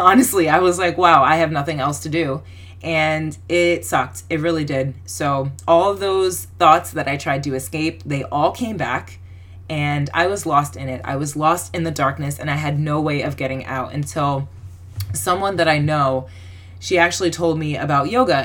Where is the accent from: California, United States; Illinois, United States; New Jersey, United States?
New Jersey, United States; I'm from New Jersey